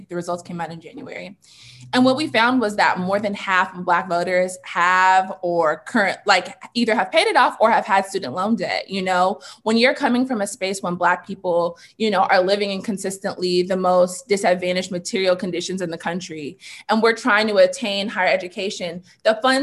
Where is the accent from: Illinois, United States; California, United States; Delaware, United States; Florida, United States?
California, United States; Black children growing up in California, growing up in the United States